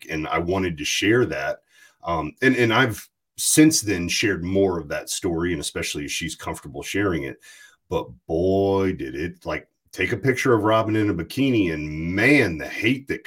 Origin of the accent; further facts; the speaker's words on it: Amherst, Virginia, United States; Yeah. It's not Farmville. It's actually Amherst, Virginia, but it's farmland, Virginia.